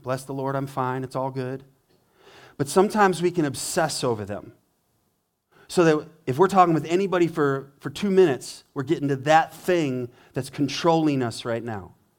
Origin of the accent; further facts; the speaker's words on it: Montana, United States; now in Richmond, Michigan, United States; I grew up in Montana, river streams everywhere, mountain streams